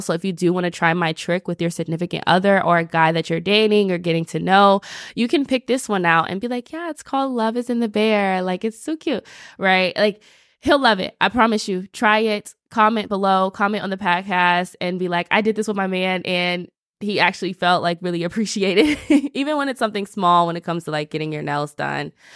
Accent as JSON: {"language": "English", "region": "the South", "country": "United States", "said": "I'm from the South"}